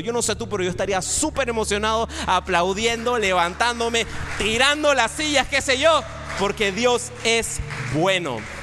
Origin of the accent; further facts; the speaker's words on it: Panama; also born or lived in Madrid; si yo soy el primer panameño que tú conoces